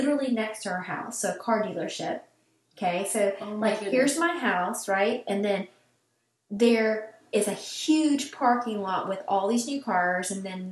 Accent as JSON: {"language": "English", "region": "Kolach Capital of Texas", "country": "United States", "tie": "born or raised there", "said": "my hometown is called the Kolach Capital of Texas"}